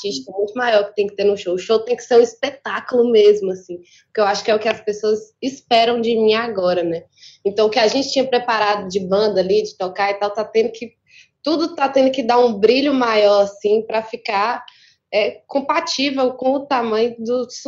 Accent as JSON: {"language": "Portuguese", "region": "Minas Gerais", "country": "Brazil", "said": "Minas é grande demais, eu sou do norte de Minas."}